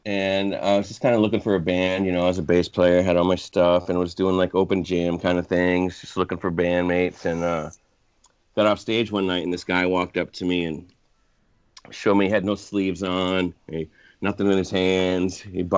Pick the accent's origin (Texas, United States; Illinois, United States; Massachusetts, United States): Massachusetts, United States; Cape Cod; now in Florida Keys, United States; Well, I'm from Cape Cod, Massachusetts, but I now live and perform full-time down in the Florida Keys.